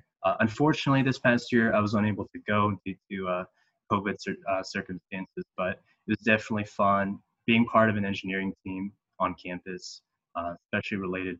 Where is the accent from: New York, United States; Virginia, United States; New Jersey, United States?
Virginia, United States; Northern; moved away as an adult; So I'm originally from Virginia. I went to school here. I live in Northern Virginia, and I go to Thomas Jefferson High School, Science and Technology.